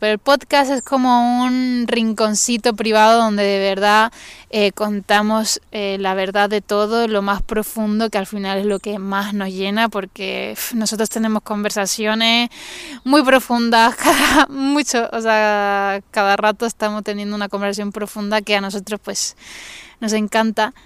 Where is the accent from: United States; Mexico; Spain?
Spain; Tenerife, Canary Islands; soy de Canarias, la mejor isla del mundo, o sea, la mejor isla del mundo, eh, de Tenerife